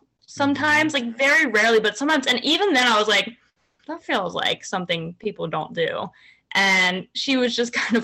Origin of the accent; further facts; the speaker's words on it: Virginia, United States; now in New York City, United States; I grew up in Virginia. So like suburbs